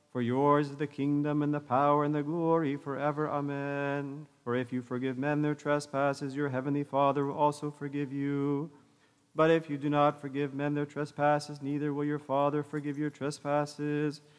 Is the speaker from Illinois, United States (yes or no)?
no; the Bay Area, California, United States; when my wife and I were growing up in the Bay Area.